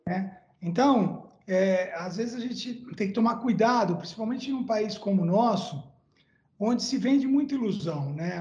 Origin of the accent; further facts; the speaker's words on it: Santos, São Paulo, Brazil; eu nasci em Santos, numa família de classe média baixa